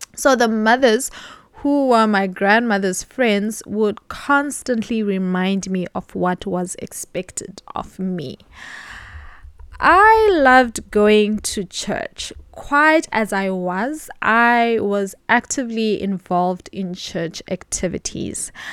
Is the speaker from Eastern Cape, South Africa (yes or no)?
yes; Mthatha, Eastern Cape, South Africa; I was born in October, the year nineteen ninety-one, in a not so small city, M Tata, in the Eastern Cape.